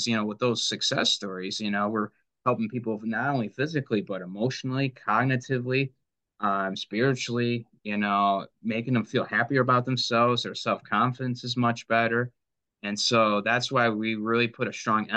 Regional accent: Livonia, Michigan, United States; I grew up in Livonia, so I'm very familiar with the area

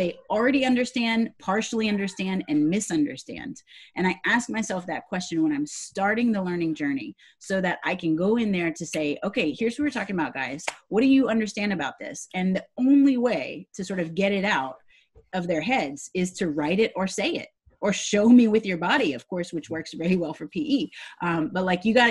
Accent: Louisiana, United States; And I'm from the South. I'm from Louisiana

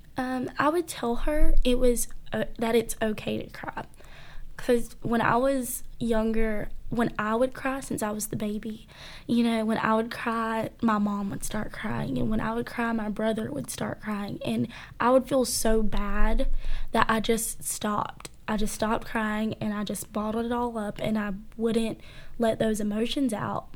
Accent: Cairo, United States; growing up in a small town

